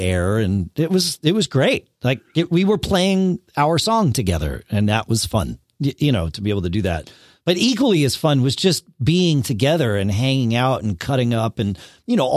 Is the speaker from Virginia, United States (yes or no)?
no; Connecticut, United States; now in Durham, New Hampshire, United States; I grew up in Connecticut. I was born there, but I do not currently live there